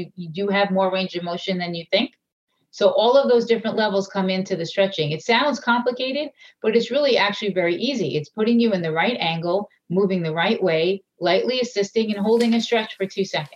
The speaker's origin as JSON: {"language": "English", "area": "Long Island", "region": "New York", "country": "United States", "said": "I'm from Long Island"}